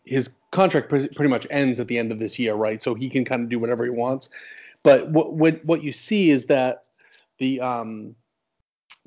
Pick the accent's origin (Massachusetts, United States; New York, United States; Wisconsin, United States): Massachusetts, United States; New England, just outside of Boston; born and raised in New England, just outside of Boston